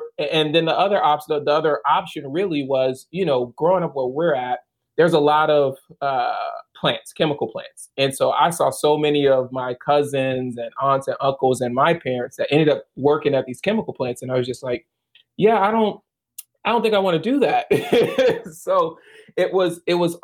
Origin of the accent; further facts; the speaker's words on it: Baton Rouge, Louisiana, United States; moved away as an adult; I'm originally from Baton Rouge. And I spent 26 years in Baton Rouge